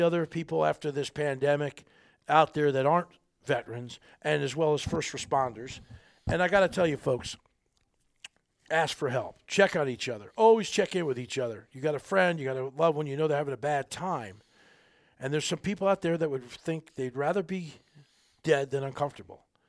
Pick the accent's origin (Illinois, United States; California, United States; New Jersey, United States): New Jersey, United States; little poor little boy growing up in Jersey, little tough Italian neighborhoods